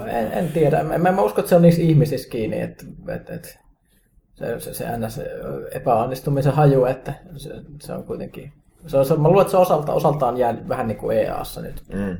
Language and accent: Finnish; Kajaani, Kainuu, Finland; mun kotikaupunkini Kajaanin